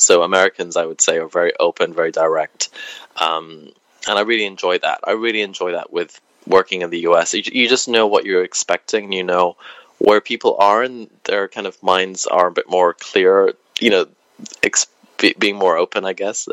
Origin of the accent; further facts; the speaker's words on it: Wales, United Kingdom; moved away; also born or lived in England; growing up in Wales